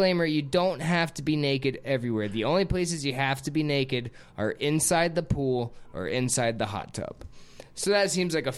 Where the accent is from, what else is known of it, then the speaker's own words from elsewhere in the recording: Lake Worth, Florida, United States; that's actually my hometown